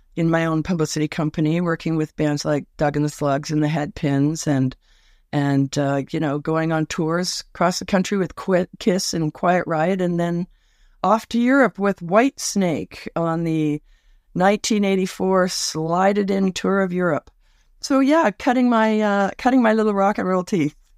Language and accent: English; Toronto, Ontario, Canada; moved away; also born or lived in West Coast; I was born in Scarberia, uh, Scarborough, Ontario, just outside Toronto